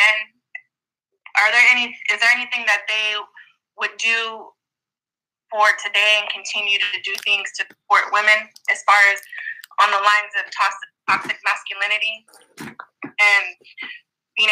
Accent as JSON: {"language": "English", "town": "Sacramento", "region": "California", "country": "United States", "said": "I'm from Sacramento also"}